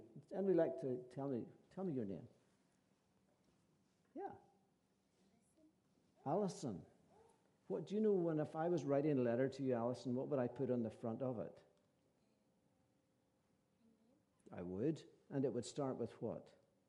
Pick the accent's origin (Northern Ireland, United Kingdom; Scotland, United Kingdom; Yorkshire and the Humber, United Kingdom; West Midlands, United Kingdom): Northern Ireland, United Kingdom; County Antrim or County Fermanagh; we are from County Antrim and County Fermanagh, my wife